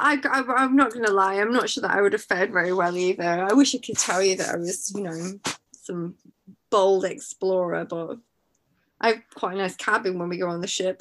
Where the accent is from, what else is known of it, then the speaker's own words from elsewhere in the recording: Manchester, North West England, United Kingdom; moved away; also born or lived in Madagascar; I'm from Manchester, which is, you know, not on the sea